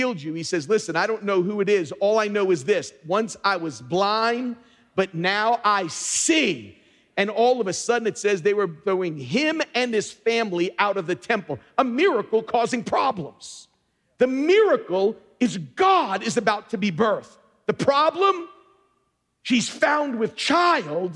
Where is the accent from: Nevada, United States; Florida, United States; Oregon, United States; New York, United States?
New York, United States; also born or lived in Long Island; I grew up in the church that my parents raised me and then moved us out to Long Island, was right across the street from Madison Square Garden